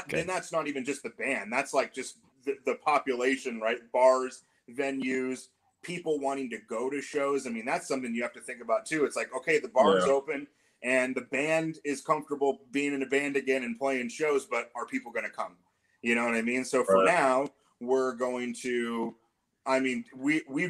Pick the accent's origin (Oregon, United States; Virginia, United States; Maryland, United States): Oregon, United States; Portland; we're all from the Portland, Oregon area